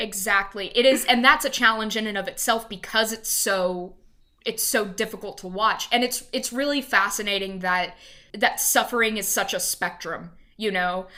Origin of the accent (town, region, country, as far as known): Louisiana, United States; born or raised there; now in Dallas, United States